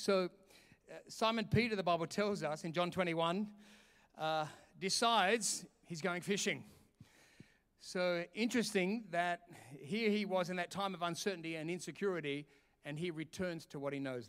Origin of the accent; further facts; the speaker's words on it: Sydney, New South Wales, Australia; also born or lived in London, United Kingdom; now in Perth, Australia; I'm from Sydney